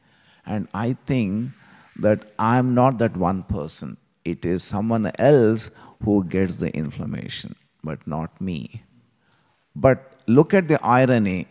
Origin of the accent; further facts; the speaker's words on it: Hyderabad, Telangana, India; moved away; I still remember this street where I grew up in Hyderabad.